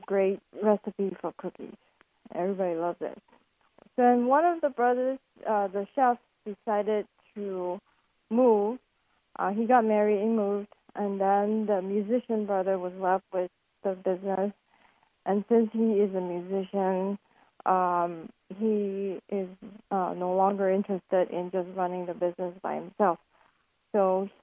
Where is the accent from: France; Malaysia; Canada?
Malaysia; moved away as an adult; now in California, United States; I'm actually originally from Malaysia. I came to the United States for college.